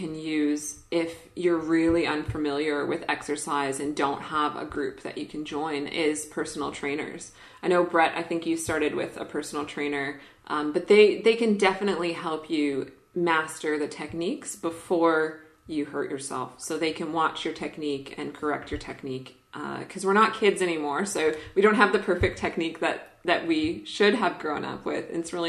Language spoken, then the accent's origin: English; Canada; I'm Canadian. I love the French.